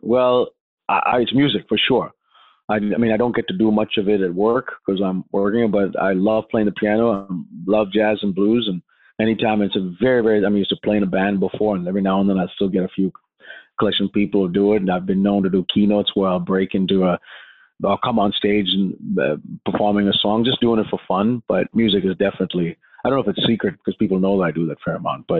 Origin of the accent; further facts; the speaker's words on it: India; now in United States; I grew up in India around poverty, and I saw slums and shelters and people homeless.